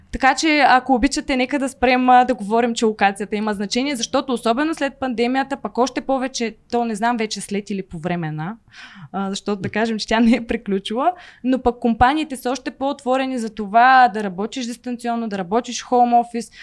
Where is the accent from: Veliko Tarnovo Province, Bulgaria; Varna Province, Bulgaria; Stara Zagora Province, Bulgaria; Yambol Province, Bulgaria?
Veliko Tarnovo Province, Bulgaria; Veliko Tarnovo; аз не съм от София, аз съм от Велико Търново и в момента, в който завърши гимназия